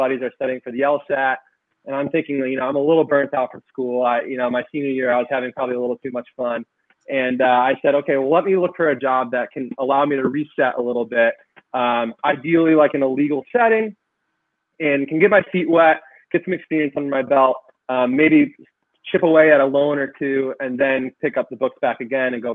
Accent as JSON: {"language": "English", "town": "Rochester", "region": "New York", "country": "United States", "tie": "born or raised there", "moved": "as an adult", "lives_now": "Syracuse, United States", "said": "I was born and raised in Rochester, New York"}